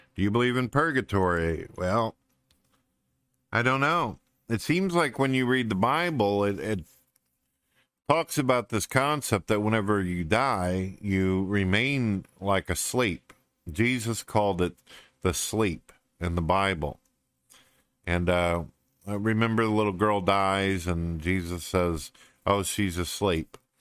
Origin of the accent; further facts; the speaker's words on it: St. Louis, Missouri, United States; I was originally born in St. Louis, Missouri. I lived in the city for quite a few years, pretty much in the ghetto, the shank of uh, St. Louis, and then uh, ended up moving up into the countryside